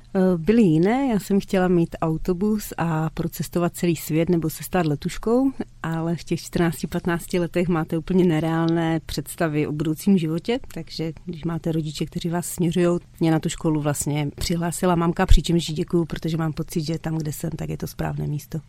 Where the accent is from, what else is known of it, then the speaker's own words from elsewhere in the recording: Krnov, Moravian-Silesian Region, Czechia; also born or lived in Mladá Boleslav; u nás v Krnově